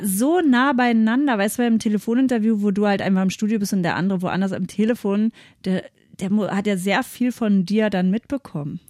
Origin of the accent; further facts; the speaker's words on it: Seehausen, Germany; bei uns in Seehausen